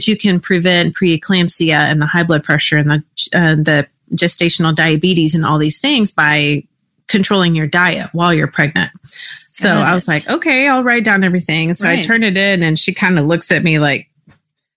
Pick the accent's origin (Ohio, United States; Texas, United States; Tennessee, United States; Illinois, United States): Texas, United States; I grew up in Texas